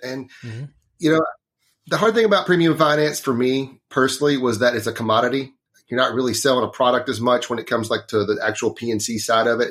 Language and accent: English; Northeast Texas, United States; I grew up in Northeast Texas. It's a, it's a very small town